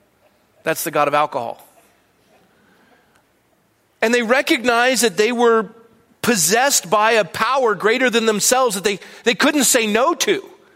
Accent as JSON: {"language": "English", "country": "Ireland", "said": "I'm not angry, I'm Irish."}